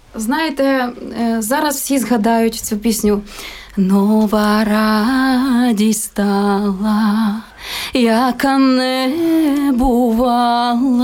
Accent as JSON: {"language": "Ukrainian", "town": "Kovel", "region": "Volyn Oblast", "country": "Ukraine", "tie": "born or raised there", "said": "Моє дитинство це якраз такі великий народний волинський хор. І це просто гуляння е, на вулиці, ряжені. Батьки працювали у місті Ковель"}